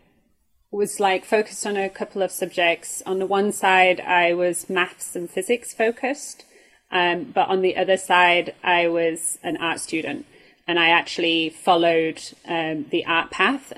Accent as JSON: {"language": "English", "region": "Yorkshire and the Humber", "country": "United Kingdom", "tie": "born or raised there", "moved": "yes", "lives_now": "Germany", "said": "I grew up in Yorkshire, which is the north of England"}